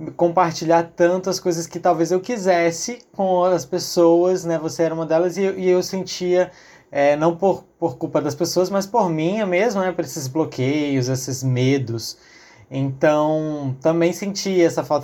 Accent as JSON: {"language": "Portuguese", "region": "Acre", "country": "Brazil", "said": "Sou acriano"}